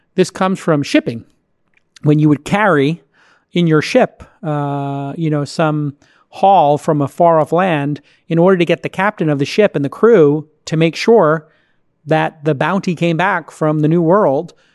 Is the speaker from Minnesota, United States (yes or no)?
no; New York City, New York, United States; moved away; How's New York right now? How's my hometown